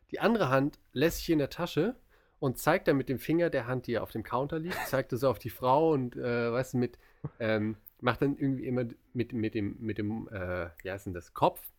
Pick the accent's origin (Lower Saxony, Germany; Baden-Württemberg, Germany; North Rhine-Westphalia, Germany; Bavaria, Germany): North Rhine-Westphalia, Germany; Mein Herz schlägt für das Siegerland.